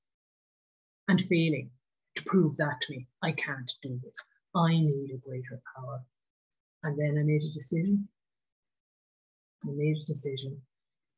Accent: Ireland; I grew up in Ireland.

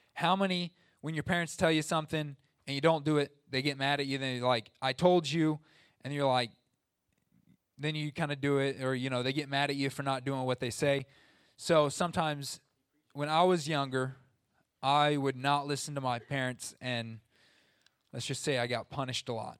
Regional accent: Southern Illinois, United States; I'm from Southern Illinois

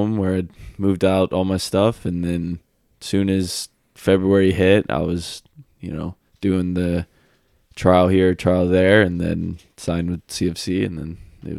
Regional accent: Atlanta, Georgia, United States; And like, I'm from Atlanta, so I'm used to a lot of traffic.

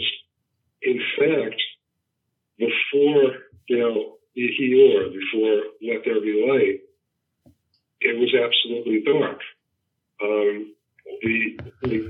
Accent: New York, United States; I'm from New York, born and raised.

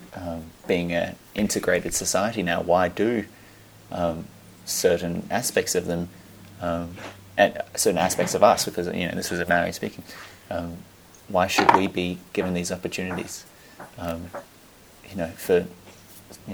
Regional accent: Australia; moved away as an adult; now in New Zealand; I'm Australian.

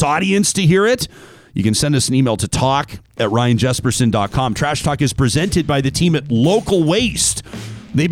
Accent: Calgary, Alberta, Canada; I grew up in Calgary during that time

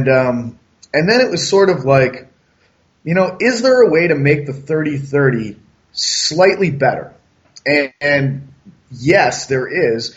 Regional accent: Massachusetts, United States; moved away; I'm originally from Massachusetts

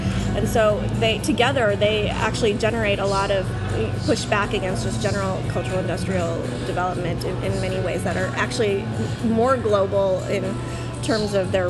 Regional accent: Vietnam; born there; So I was born in Vietnam. I'm actually a quarter Indian, South Asian, and some Chinese on my father's side, the Indians on my mother's side.

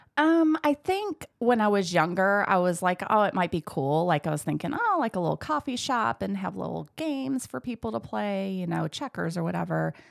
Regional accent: Michigan, United States; moved away; I grew up in Michigan

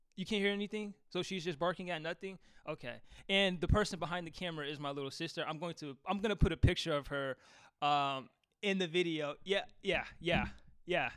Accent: Seattle, Washington, United States; I'm from Seattle

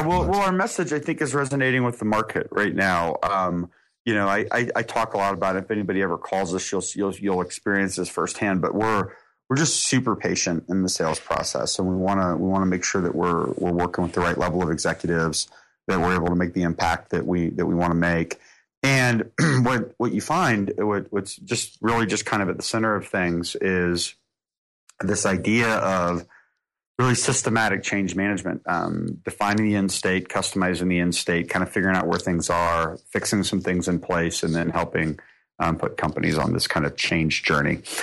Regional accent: Atlanta, Georgia, United States; being in my hometown.

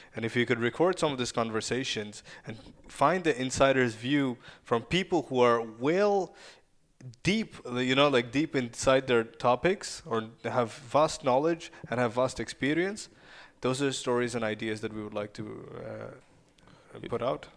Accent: Kyiv, Ukraine; first language Russian and Ukrainian; English is a second language; moved away; I was born and raised in Ukraine

